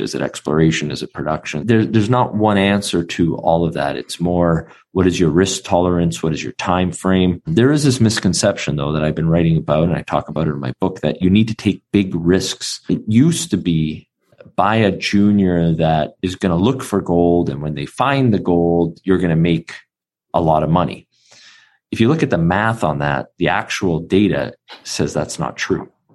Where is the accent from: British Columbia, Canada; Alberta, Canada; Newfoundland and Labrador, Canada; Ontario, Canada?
British Columbia, Canada; Vancouver; being born and raised in Vancouver, Canada